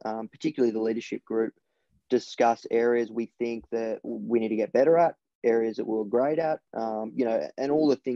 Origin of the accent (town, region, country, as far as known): Melbourne, Victoria, Australia; born or raised there